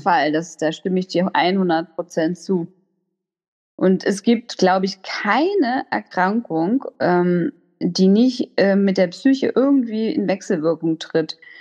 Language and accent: German; Hamburg, Germany; moved away as an adult; also born or lived in Freiburg; now in Lübeck, Germany; ich bin ursprünglich äh, Hamburgerin, also so Ur-Hamburgerin